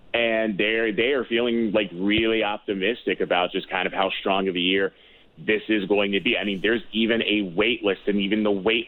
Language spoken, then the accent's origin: English; East Coast, United States; no, I'm from the East Coast.